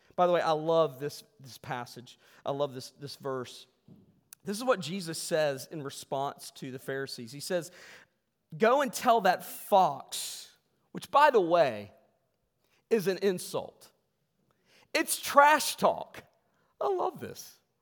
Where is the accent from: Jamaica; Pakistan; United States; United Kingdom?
United States; West Virginia; we're from West Virginia